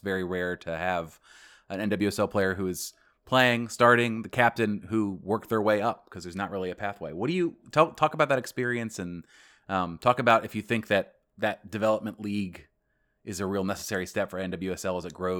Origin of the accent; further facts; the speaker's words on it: Virginia, United States; also born or lived in Germany; I was born in Germany and I moved here at 2, and I consider myself a Virginian.